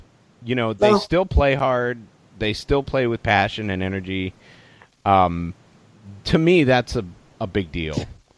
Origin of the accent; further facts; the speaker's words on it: Alaska, United States; moved away as an adult; also born or lived in Denver, Colorado / Kansas City; I lived in Alaska from when I was 7 to 25.